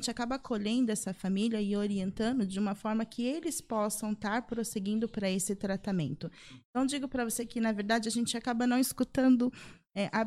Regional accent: São José dos Campos, São Paulo, Brazil; Sou, sou de São José, daqui mesmo.

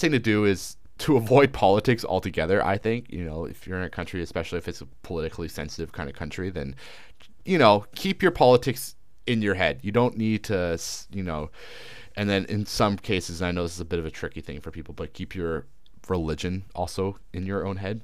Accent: Canada; moved away as an adult; now in China; as a Canadian

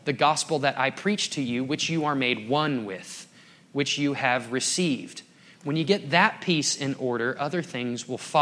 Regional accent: Dallas, Texas, United States; moved away as an adult; also born or lived in Colorado; growing up in Dallas-Fort Worth

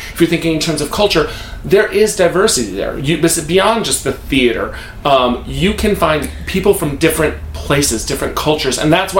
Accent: Wisconsin, United States; now in New York City, United States; I am not from Minnesota, but I am from Wisconsin.

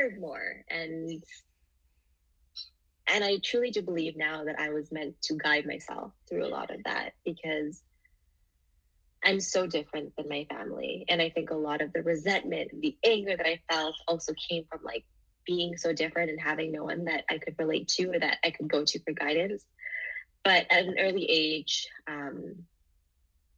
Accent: Canada; also born or lived in Singapore; And I was born in Singapore. And when I was 3, I immigrated here to Canada

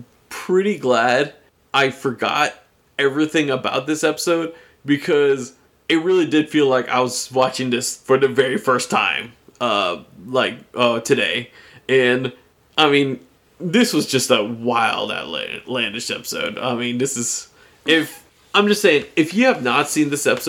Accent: United States; he knew I was from America

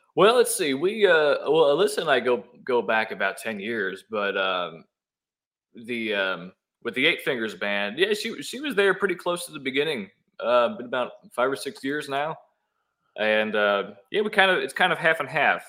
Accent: Newburgh, New York, United States; moved away as an adult; also born or lived in Washingtonville, New York; now in Nashville, United States; I was born in Newburgh, went to high school in Washingtonville. I spent the first 20 years of my life uh, growing up in the Hudson Valley

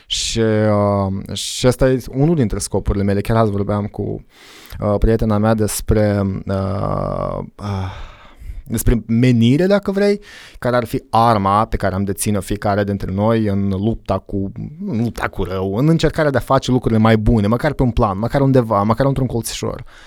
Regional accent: Moldova; also born or lived in Iași, Romania / United States; m-am întors în Moldova

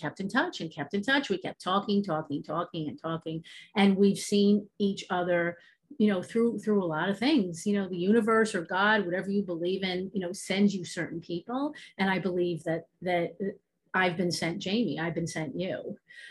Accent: New York, United States; Obviously you can hear my accent. I'm from New York

